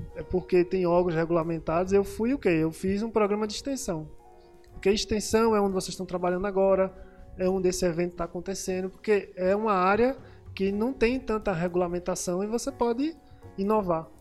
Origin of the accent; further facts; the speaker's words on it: Pernambuco, Brazil; eu sou pernambucano igual a vocês